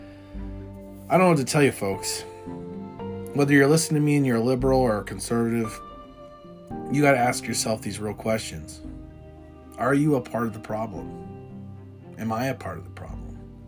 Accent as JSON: {"language": "English", "country": "United States", "said": "we as American people"}